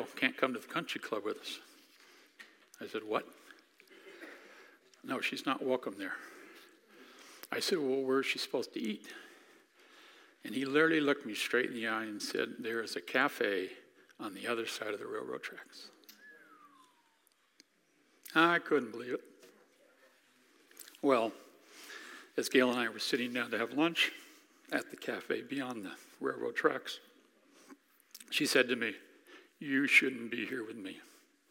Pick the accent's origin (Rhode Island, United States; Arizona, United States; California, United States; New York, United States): Arizona, United States; moved away as an adult; also born or lived in Washington, D.C.; I grew up in Arizona